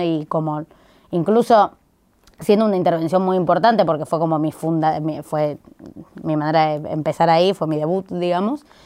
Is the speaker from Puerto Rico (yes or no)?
no; Buenos Aires, Argentina; como porteños y porteñas